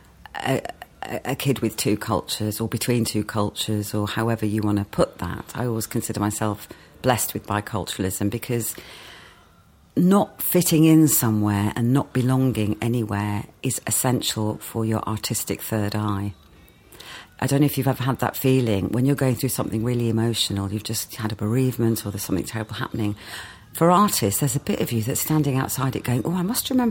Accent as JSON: {"language": "English", "region": "West Midlands", "country": "United Kingdom", "tie": "born or raised there", "also_born_or_lived": "Wolverhampton / Walsall", "said": "I was a country girl, grew up in Black Country mining village"}